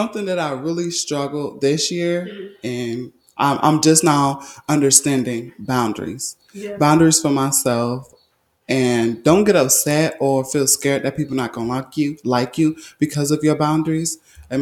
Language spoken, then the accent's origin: English; Orlando, Florida, United States; I'm from Florida. I'm from Orlando